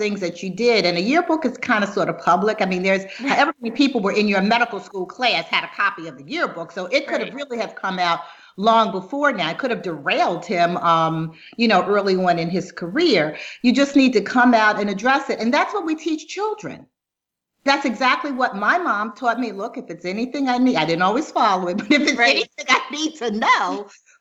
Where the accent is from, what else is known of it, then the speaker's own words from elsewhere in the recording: Baltimore, Maryland, United States; accent: Baltimore; moved away; I'm originally from Baltimore, and there are just a lot of things about me that are about Baltimore. I mean, some words I pronounce, people say, oh, you didn't pronounce that right. I'm like, yeah, it's because I pronounce it the way they pronounce it in Baltimore.